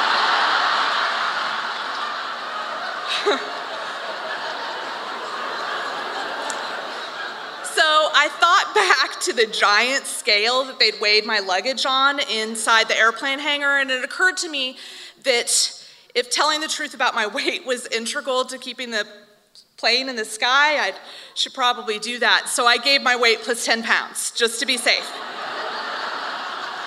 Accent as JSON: {"language": "English", "town": "Des Moines", "region": "Iowa", "country": "United States", "tie": "born or raised there", "said": "I grew up in the Des Moines of the late 80s and early 90s"}